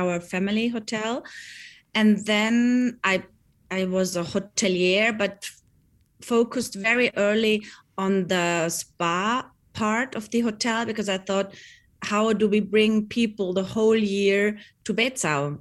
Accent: Bregenzerwald, Vorarlberg, Austria; we grew up here in the Bregenzer Wald

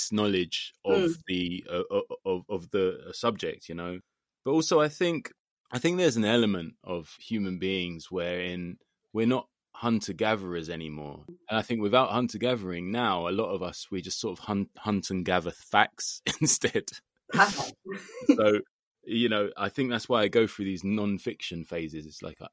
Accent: London, United Kingdom; as a Londoner

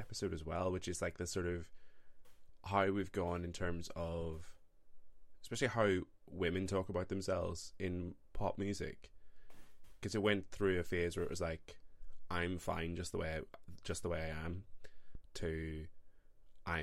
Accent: Ireland; as an Irishman

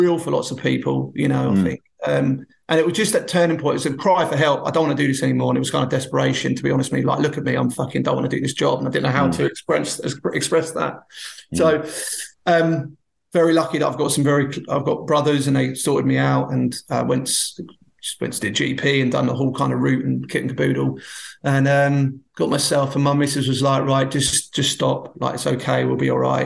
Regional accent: Bognor Regis, South East England, United Kingdom; I was brought up in Bognor on the South Coast.

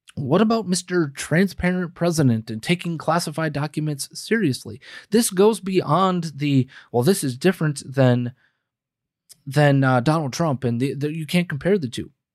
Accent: United States; we as the American people

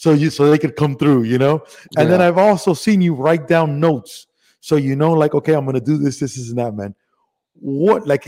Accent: Miami, Florida, United States; also born or lived in Cuba / Las Vegas; Went to Spain here in Miami

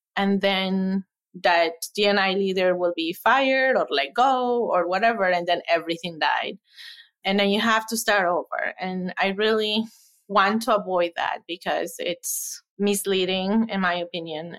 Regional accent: Ecuador; moved away as an adult; now in Madison, United States; I am originally from Ecuador, came here for college

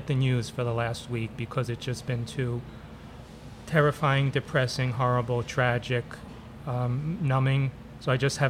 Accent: New York City, New York, United States; I was born here in Brooklyn, but my parents were born in Ukraine, and we still have relatives in Ukraine.

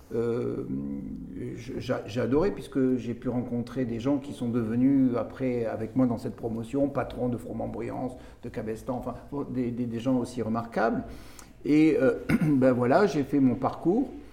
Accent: Béziers, Occitania, France; Donc, je suis biterrois. Je viens de Béziers. Je suis né à Béziers.

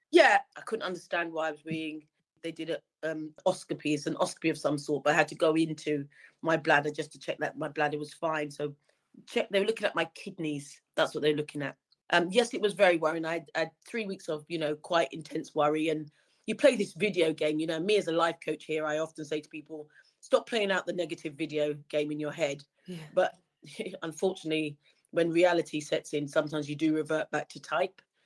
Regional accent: Wembley, London, United Kingdom; I grew up in Wembley, um, literally just round the corner from the very famous Wembley Stadium

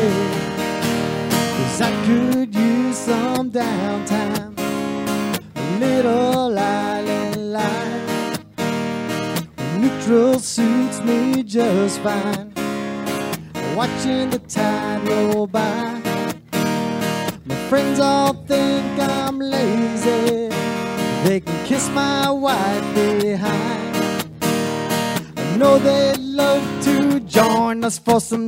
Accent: Rhode Island, United States; also born or lived in Key West; now in Florida Keys, United States; I grew up in Rhode Island.

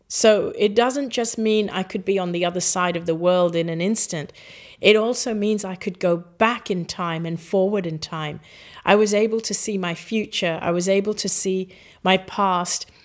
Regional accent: Hong Kong; also born or lived in Singapore; I grew up in Hong Kong

